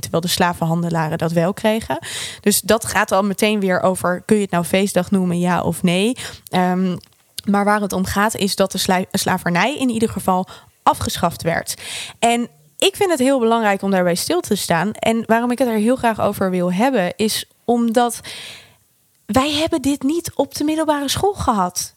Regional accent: Netherlands; wij met z'n allen als Nederlanders

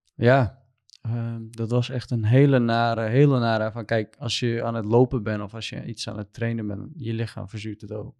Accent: Southeast Turkey, Turkey; Dutch is a second language; moved away as an adult; now in Netherlands; ik kom uit Turkije. Ik ben een Koerd. Eh, ik kom uit Zuidoost-Turkije. en ik woon hier in Nederland sinds 2019 oktober.

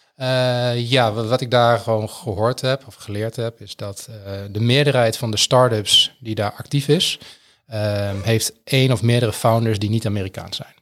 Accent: Twente, Overijssel, Netherlands; moved away as an adult; now in Groningen, Netherlands; ik kom uit Twente en ik ben hier naar Groningen gegaan voor de studie

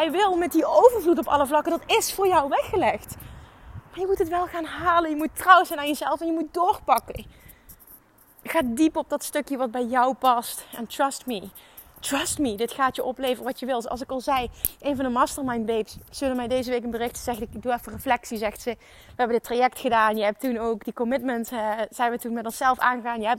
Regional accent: Limburg, Netherlands; accent: Limburgish; en mijn Limburgs accent niet helemaal kan handelen

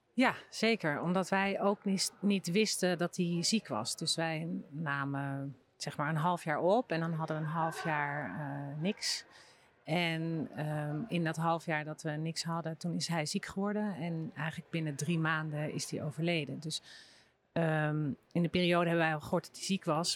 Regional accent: Bunnik, Utrecht, Netherlands; ik kom uit Bunnik

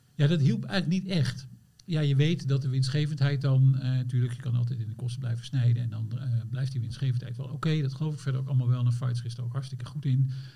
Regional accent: eastern Netherlands, Netherlands; now in Amsterdam, Netherlands; ik kom oorspronkelijk uit het oosten van het land.

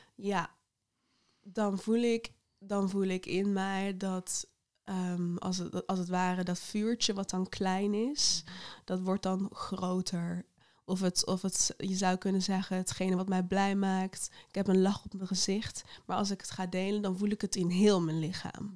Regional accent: Netherlands; ik voel me echt een Nederlander

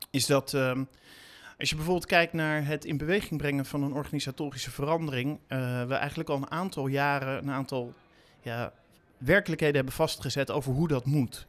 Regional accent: The Hague, South Holland, Netherlands; ik heb in mijn jeugd in Den Haag gewoond en daar gewerkt in een van de eerste videotheken die daar was.

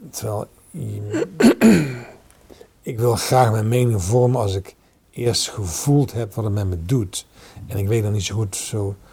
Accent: Holland, Netherlands; ik ben een Hollander. Ehm, voor zover ik weet, uh, wonen mijn voorouders al

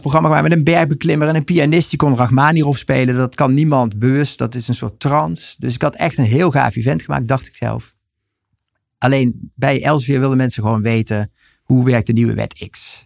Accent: Helden, Limburg, Netherlands; ik ben geboren en getogen in Helden, Noord-Limburg

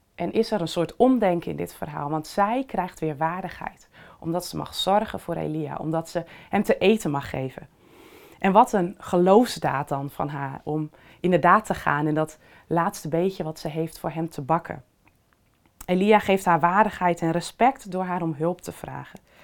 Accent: Netherlands; wij als Nederlanders

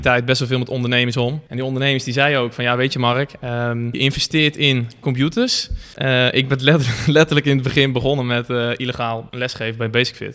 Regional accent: Barneveld, Gelderland, Netherlands; also born or lived in Amersfoort; geboren in Amersfoort. Eigenlijk altijd gewoond in eh, Barneveld-Lunteren

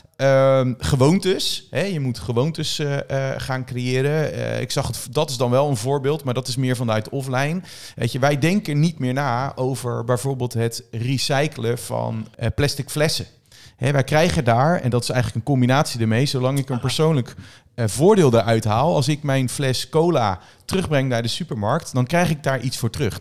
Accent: Netherlands; wij als Nederlander

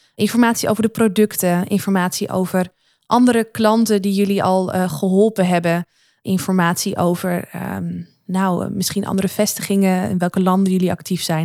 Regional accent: Noordoostpolder, Flevoland, Netherlands; waar ik vandaan kom uit de Noordoostpolder

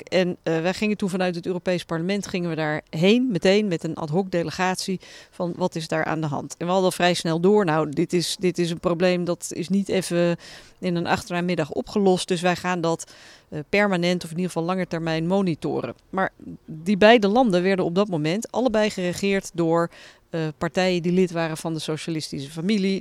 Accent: Netherlands; moved away as an adult; now in Brussels, Belgium; Tuurlijk ben ik een Nederlander, ik ben daar gevormd

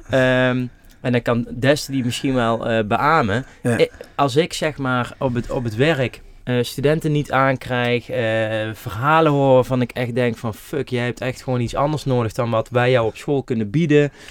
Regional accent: Netherlands; En vooral als Nederlander.

